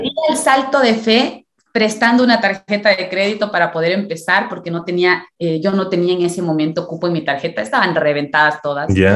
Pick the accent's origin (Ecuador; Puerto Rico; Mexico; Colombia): Ecuador; yo soy ecuatoriana, tengo 33 años